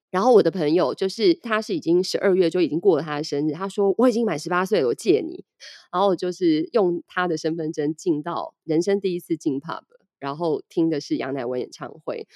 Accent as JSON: {"language": "Chinese", "country": "Taiwan", "said": "我们台湾人"}